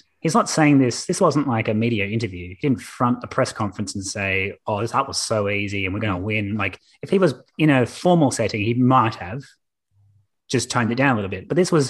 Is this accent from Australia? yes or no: yes; Australia; As like Australian sports viewers, we can just like... We get a bit too blushing very quickly.